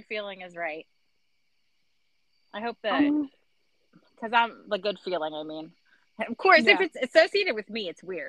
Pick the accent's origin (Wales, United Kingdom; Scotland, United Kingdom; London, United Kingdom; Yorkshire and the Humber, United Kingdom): Wales, United Kingdom; We're from Wales, which, I mean, it's not, like, that far off